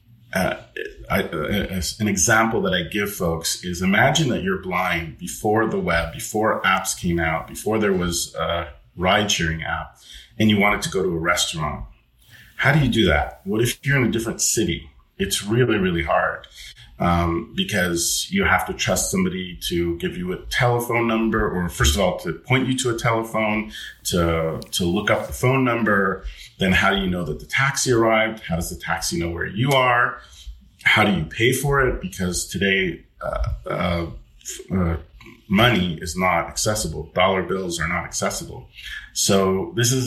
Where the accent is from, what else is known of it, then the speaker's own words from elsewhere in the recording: Montreal, Quebec, Canada; So I'm Canadian. I was born in Montreal